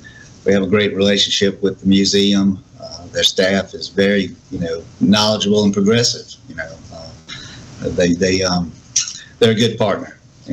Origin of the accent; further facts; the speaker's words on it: Ocean Springs, Mississippi, United States; growing up here and now being the mayor, you know, it's an awesome responsibility, and I'm honored to be able to do it for my hometown.